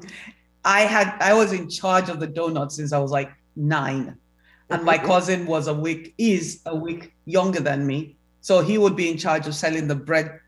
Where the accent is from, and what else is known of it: Lagos, Nigeria; born or raised there; moved away; also born or lived in Kaduna / Ikere